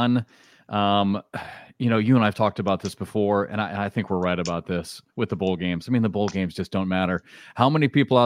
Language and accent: English; Midwest, United States